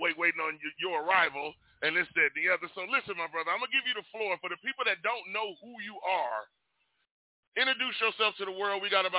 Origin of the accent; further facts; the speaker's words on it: the West, United States; people like us from the West